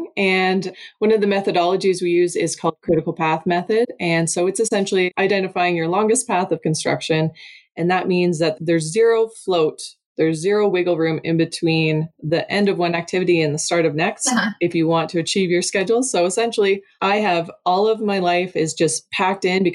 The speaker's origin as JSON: {"language": "English", "region": "Eastern Ontario", "country": "Canada", "tie": "born or raised there", "moved": "as an adult", "lives_now": "Alberta, Canada", "said": "I grew up in Eastern Ontario, and then I've spent half of my life in Alberta"}